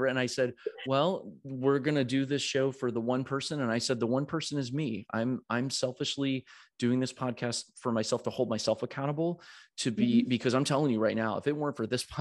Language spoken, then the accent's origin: English; United States; as an American